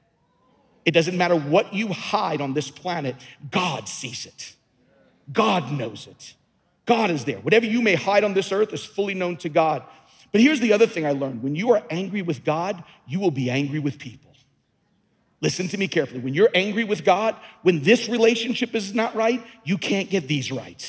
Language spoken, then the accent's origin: English; Long Island, New York, United States; moved away as an adult; also born or lived in Louisiana; I was born and raised on Long Island